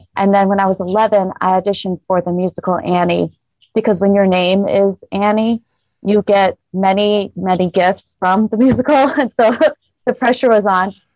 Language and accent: English; Rochester, New York, United States; moved away as an adult; now in Las Vegas, United States; I'm originally from Rochester, New York